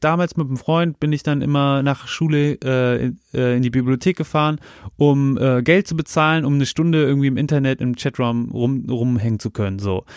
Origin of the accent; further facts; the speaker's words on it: Germany; dass ich so aus Deutschland komme